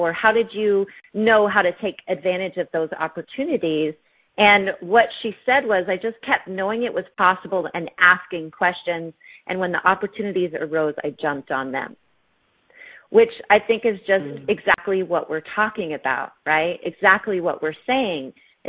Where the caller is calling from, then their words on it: Australia; and we are live from Australia.